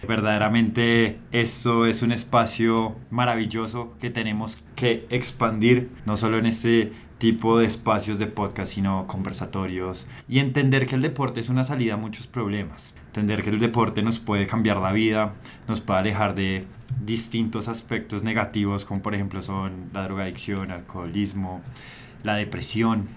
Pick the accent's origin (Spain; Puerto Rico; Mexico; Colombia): Colombia; nosotros tenemos como colombianos